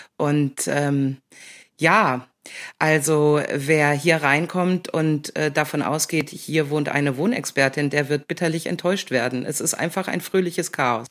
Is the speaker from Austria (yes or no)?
no; North Rhine-Westphalia, Germany; also born or lived in Hamburg; now in Jabel, Germany; aufgewachsen in Ostwestfalen, in einer kleinen Ortschaft